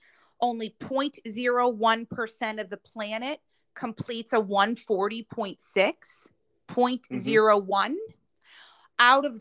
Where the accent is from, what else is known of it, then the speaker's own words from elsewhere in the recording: Charlotte, North Carolina, United States; So I'm going to help motivate people in Charlotte, in my hometown, to do that.